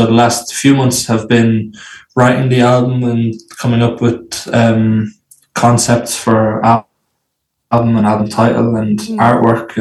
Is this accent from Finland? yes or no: no; Athy, Leinster, Ireland; Originally from Ireland, originally from a place called Athy, a small town in a county called Kildare in Ireland